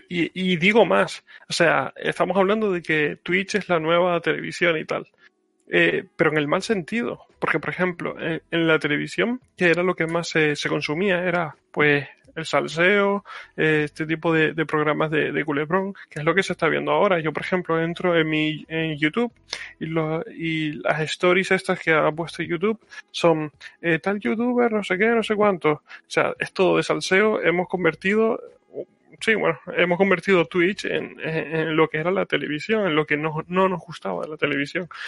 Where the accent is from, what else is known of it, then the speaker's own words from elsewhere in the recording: Canary Islands, Spain; accent: Canarian; que pasa es que como yo hablo medio eh, con acento de Barcelona y tal, pues esta vez voy a hablar con mi acento canario.